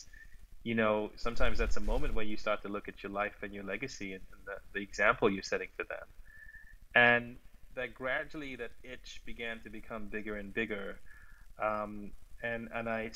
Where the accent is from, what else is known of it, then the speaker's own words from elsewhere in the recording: Sri Lanka; also born or lived in London / New York; now in Los Angeles, United States; I'm originally from Sri Lanka. I grew up there.